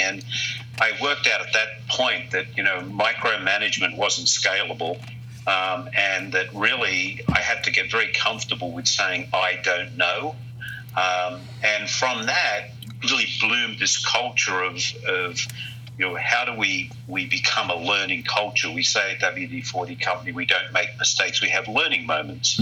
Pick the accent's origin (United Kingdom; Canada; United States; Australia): Australia; moved away as an adult; I was very fortunate as I was growing up in Australia.